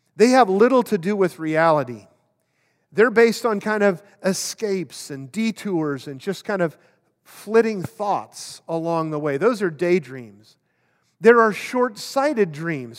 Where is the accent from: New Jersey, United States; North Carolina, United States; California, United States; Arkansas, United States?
California, United States; Oakland; I grew up in Oakland